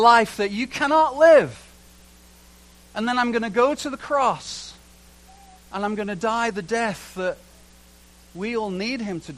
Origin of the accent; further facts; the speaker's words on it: England, United Kingdom; moved away; also born or lived in Canada; I'm English.